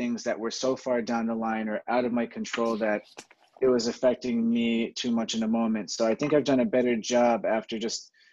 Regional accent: Jersey Shore, New Jersey, United States; I'm a kid from the Jersey Shore.

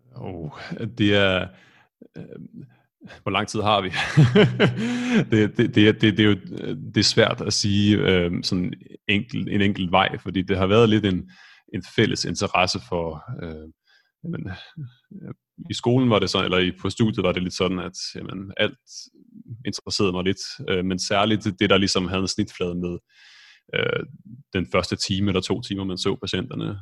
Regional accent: Esbjerg, Southern Denmark, Denmark; moved away as an adult; also born or lived in Copenhagen; now in Stockholm, Sweden; jeg er født og opvokset i Esbjerg

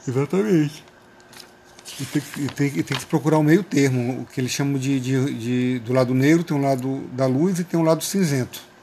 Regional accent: São Luís, Maranhão, Brazil; also born or lived in Paraíba / São José de Ribamar; a minha infância aqui no Maranhão foi muito boa, foi saudável

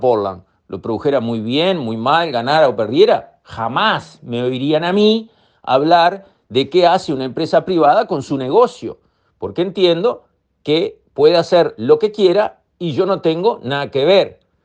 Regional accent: Uruguay; soy uruguayo y como tal me considero dueño de ANCAP

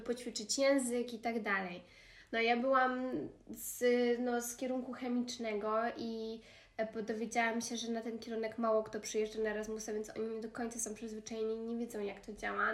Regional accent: Poland; born or raised there; moved away as an adult

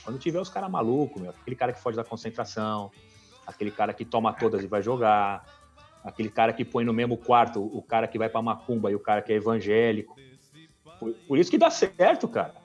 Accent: São Paulo, Brazil; eu nasci, cara, do lado do Juventus né, ali. E morei minha vida inteira no Tatuapé

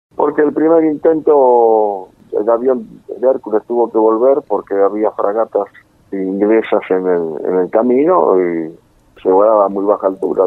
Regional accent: Buenos Aires, Argentina; now in San Miguel, Argentina; Palermo, nací en Cabrera, entre Agüero y Gallo

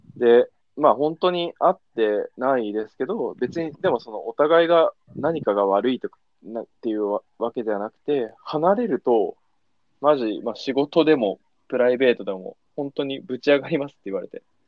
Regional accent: Niigata, Japan; moved away; 新潟、俺らね、新潟地元なんだけど

